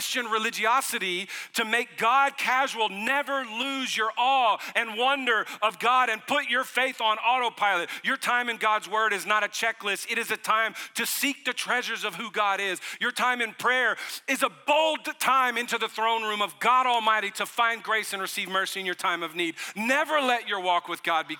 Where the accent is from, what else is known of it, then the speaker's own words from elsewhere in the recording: Johnson City, Tennessee, United States; also born or lived in New Orleans, Louisiana; when I was 10 years old, my family moved to East Tennessee, my mom and my two brothers. And I grew up in East Tennessee in a town called Johnson City, Tennessee